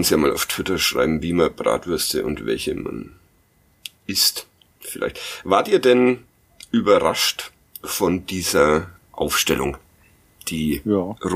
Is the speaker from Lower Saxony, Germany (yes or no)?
no; Nuremberg, Bavaria, Germany; Ja, ich äh, als Nürnberger ja.